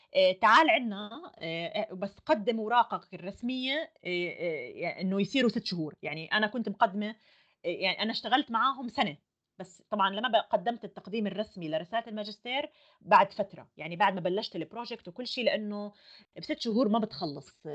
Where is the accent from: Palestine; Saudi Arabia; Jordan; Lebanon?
Jordan; moved away as an adult; now in Germany; انا جاي من الاردن